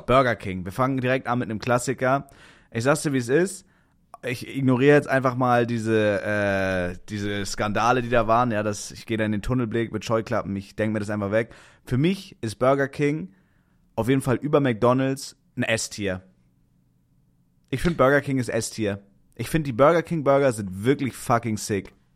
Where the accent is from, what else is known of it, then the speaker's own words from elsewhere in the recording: Kiel, Schleswig-Holstein, Germany; moved away; Wenn man halt aus Kiel kommt